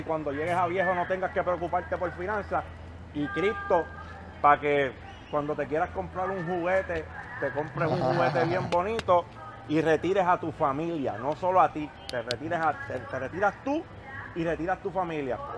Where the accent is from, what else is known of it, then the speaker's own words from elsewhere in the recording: Puerto Rico; Cuando yo crecí, allí en Monteverde